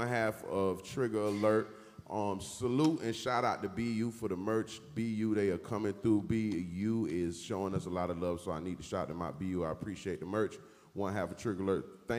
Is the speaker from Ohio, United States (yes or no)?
no; Palm Beach, Florida, United States; now in Atlanta, United States; I'm from Palm Beach. Palm Beach 561.